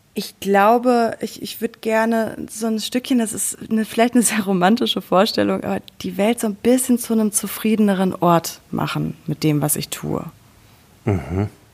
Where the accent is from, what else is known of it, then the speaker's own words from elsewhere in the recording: Sauerland, North Rhine-Westphalia, Germany; moved away as an adult; also born or lived in Cologne; now in Berlin, Germany; ich bin im Sauerland groß geworden